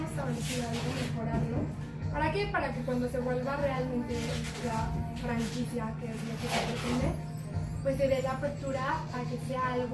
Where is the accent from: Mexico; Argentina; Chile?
Mexico; muchos de nosotros como mexicanos